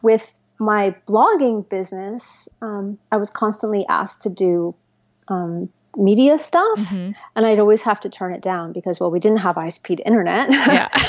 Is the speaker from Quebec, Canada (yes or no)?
no; Toronto, Ontario, Canada; moved away as an adult; also born or lived in Ottawa / Vancouver / rural British Columbia; now in Toronto, Canada; I was born in Toronto, lived in Toronto, raised in Toronto